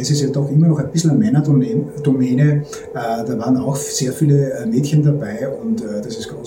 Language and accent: German; Styria, Austria; now in Vienna, Austria; Als gebürtiger Steirer